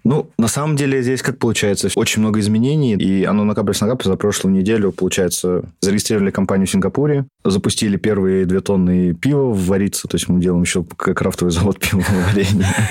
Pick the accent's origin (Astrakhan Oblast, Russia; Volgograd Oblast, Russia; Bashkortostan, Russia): Bashkortostan, Russia; Ufa; мы из Уфы все втроем